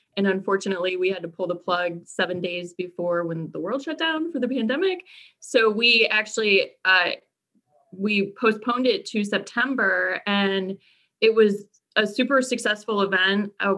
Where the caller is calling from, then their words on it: Burke, Virginia, United States; I am coming to you from Burke, Virginia, which is just about 15, 20 miles from Arlington. So I'm local, but from my home office.